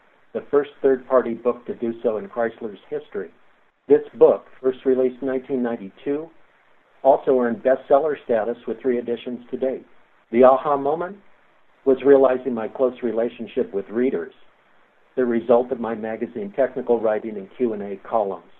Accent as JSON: {"language": "English", "region": "Nevada", "country": "United States", "tie": "born or raised there", "also_born_or_lived": "Oregon", "moved": "yes", "said": "I grew up in Nevada's rural cattle country"}